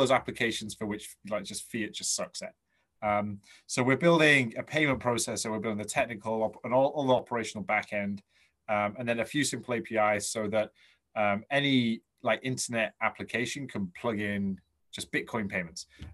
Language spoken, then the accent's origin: English; England, United Kingdom; I'm English